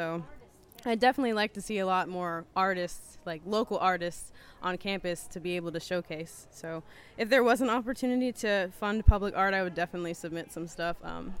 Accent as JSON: {"language": "English", "town": "Youngstown", "region": "Ohio", "country": "United States", "said": "I am from Youngstown, actually."}